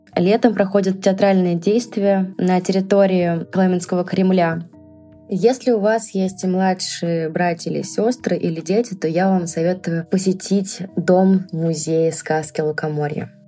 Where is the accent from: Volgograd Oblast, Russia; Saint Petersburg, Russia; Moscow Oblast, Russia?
Moscow Oblast, Russia; Kolomna; мой родной город